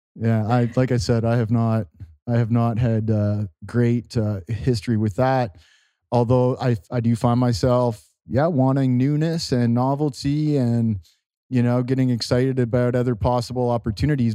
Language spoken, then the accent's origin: English; Canada; in my hometown